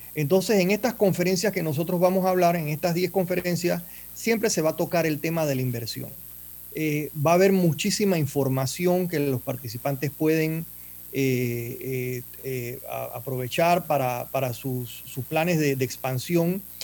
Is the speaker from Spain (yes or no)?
no; Panama; moved away as an adult; now in United States; yo soy empresario. Yo soy, eh, en Panamá tuve hoteles